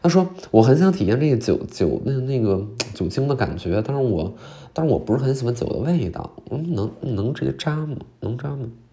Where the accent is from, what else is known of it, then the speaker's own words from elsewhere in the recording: Qiqihar, Heilongjiang, China; moved away; 我老家呢叫紫街哈尔，就是哈尔滨边儿上也没有那么远